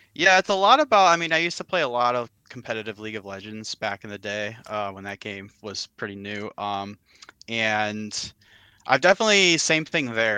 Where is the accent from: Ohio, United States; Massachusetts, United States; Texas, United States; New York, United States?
Ohio, United States; Cleveland; I'm from the Cleveland, Ohio area, Cleveland slash Akron, Ohio area